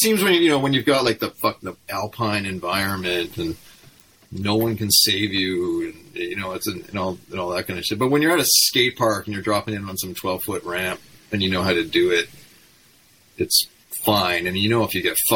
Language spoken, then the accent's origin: English; Okanagan, British Columbia, Canada; the headbangers I grew up with in the Okanagan